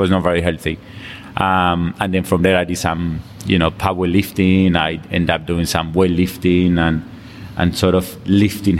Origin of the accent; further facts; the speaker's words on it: Colombia; English is a second language; moved away as an adult; now in London, United Kingdom; I come from Colombia. I came to London in 2000. I came here to study.